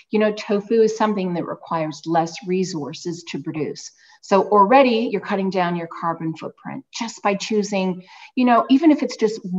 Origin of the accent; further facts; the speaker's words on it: Australia; I'm originally from Australia, despite the accent.